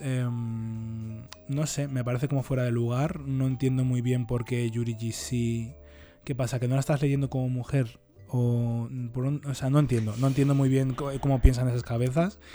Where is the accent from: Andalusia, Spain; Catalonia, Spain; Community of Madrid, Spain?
Community of Madrid, Spain; Leganés; yo también soy de Leganés